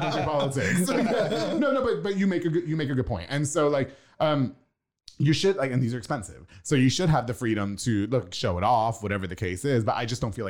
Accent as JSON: {"language": "English", "area": "Long Island", "region": "New York", "country": "United States", "tie": "born or raised there", "moved": "yes", "lives_now": "Texas, United States", "said": "I'm from Long Island, so we have the beach every 15 minutes."}